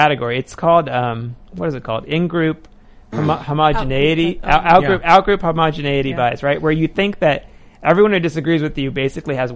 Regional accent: Deep South, United States; I grew up in the Deep South.

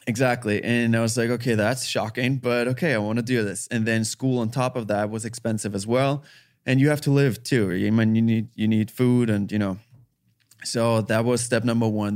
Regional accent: Austria; English is a second language; moved away as an adult; now in United States; I'm from Austria

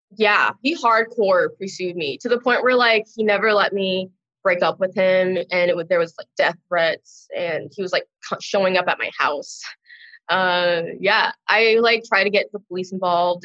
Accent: Long Beach, California, United States; I'm from Long Beach, California. Um, I was born there. I went to college there. Pretty much grew up there my whole life.

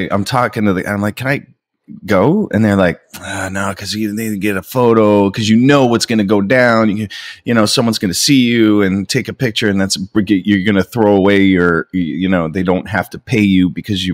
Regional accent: Niagara Falls, Ontario, Canada; also born or lived in Toronto; I grew up in Niagara Falls

